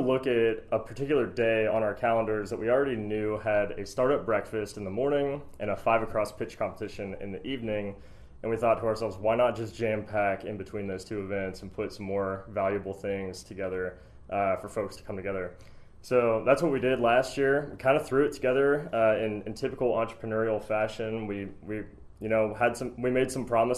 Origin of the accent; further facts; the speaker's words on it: Pittsburgh, Pennsylvania, United States; now in Kentucky, United States; I'm originally from Pittsburgh, Pennsylvania